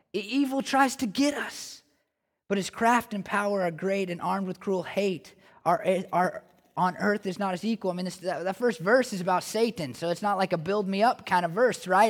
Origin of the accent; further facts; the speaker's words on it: Oregon, United States; I'm from Oregon